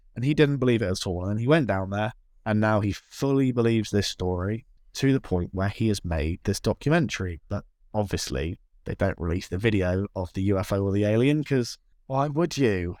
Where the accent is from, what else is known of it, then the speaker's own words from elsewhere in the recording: South West England, United Kingdom; I'm not from the, the U S. I'm from England. I live in a little town in the southwest of England